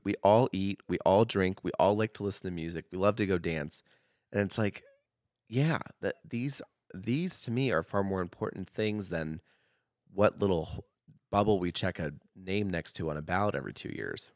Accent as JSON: {"language": "English", "region": "Oregon", "country": "United States", "tie": "born or raised there", "moved": "yes", "lives_now": "Idaho, United States", "said": "growing up in Oregon"}